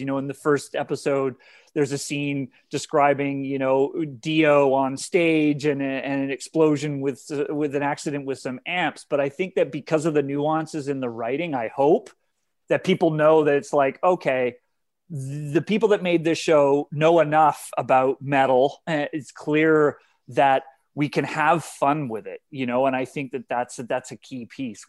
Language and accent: English; Canada; I'm Canadian